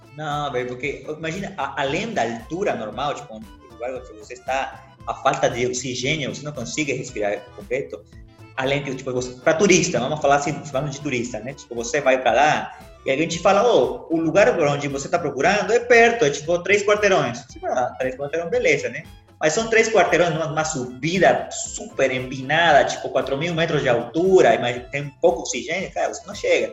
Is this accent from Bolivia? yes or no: yes; Santa Cruz de la Sierra, Santa Cruz, Bolivia; Portuguese is a second language; moved away; minha terra, terra muito linda, terra muito bonita, muito quente também